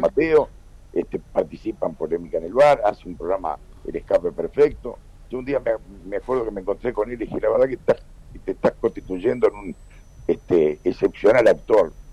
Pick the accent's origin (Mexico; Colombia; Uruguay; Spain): Uruguay; De Uruguay.